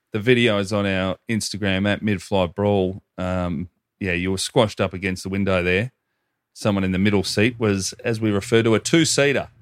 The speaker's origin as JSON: {"language": "English", "town": "Hoppers Crossing", "region": "Victoria", "country": "Australia", "said": "I say Hoppers Crossing"}